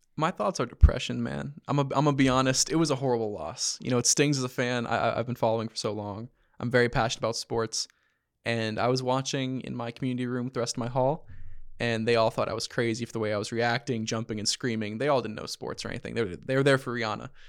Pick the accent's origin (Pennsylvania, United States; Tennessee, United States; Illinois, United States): Pennsylvania, United States; Philadelphia; I'm from Philly.